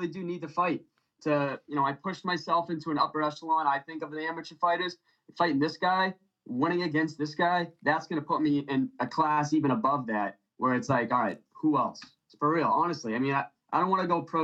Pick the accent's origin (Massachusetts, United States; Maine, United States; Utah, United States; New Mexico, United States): Massachusetts, United States; Drake; moved away as an adult; now in Cape Cod, United States; my hometown, Drake